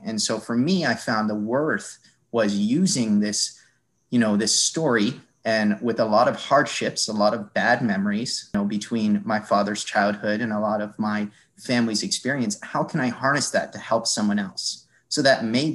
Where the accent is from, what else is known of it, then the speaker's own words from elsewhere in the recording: Cape Cod, Massachusetts, United States; I grew up in Cape Cod, Massachusetts